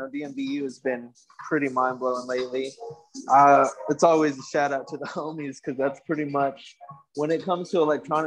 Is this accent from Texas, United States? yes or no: no; New Mexico, United States; I grew up in New Mexico